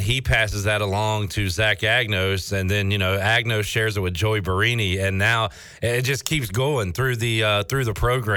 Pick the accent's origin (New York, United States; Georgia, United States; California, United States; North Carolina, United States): North Carolina, United States; Winterville; I'm from Winterville, which is wonderful